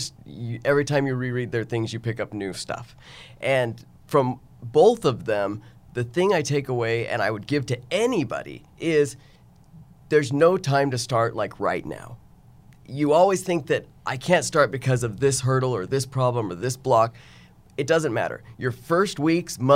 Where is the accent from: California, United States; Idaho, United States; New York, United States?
Idaho, United States; now in Houston, United States; I grew up in Idaho on a potato farm.